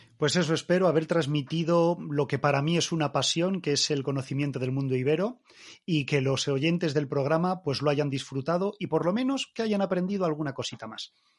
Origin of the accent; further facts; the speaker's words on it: Spain; nosotros los españoles, con nuestra cultura española